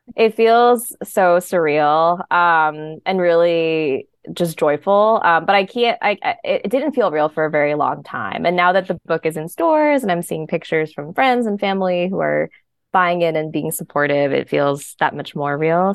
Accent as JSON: {"language": "English", "area": "Bergen County", "region": "northern New Jersey", "country": "United States", "tie": "born or raised there", "also_born_or_lived": "Queens, New York", "moved": "as an adult", "lives_now": "New York City, United States", "said": "I grew up in Bergen County in northern New Jersey."}